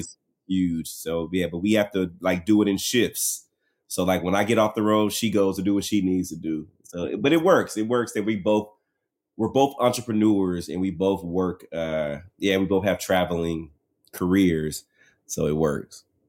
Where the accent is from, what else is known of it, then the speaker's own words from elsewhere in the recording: Dallas, Texas, United States; I'm from Dallas